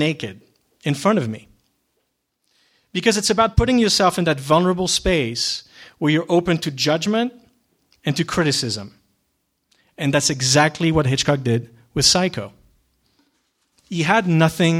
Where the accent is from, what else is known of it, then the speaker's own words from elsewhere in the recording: Geneva, Switzerland; moved away; I was born and raised in Switzerland, in Geneva